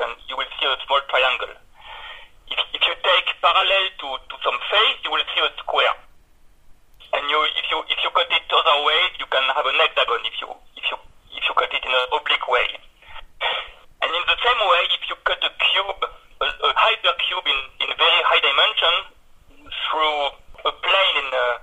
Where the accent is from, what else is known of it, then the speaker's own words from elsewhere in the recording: Bordeaux, Nouvelle-Aquitaine, France; moved away as an adult; now in Lyon, France; I'm from Bordeaux, which is maybe a more famous city in France. And I moved to Lyon for my job, my first job.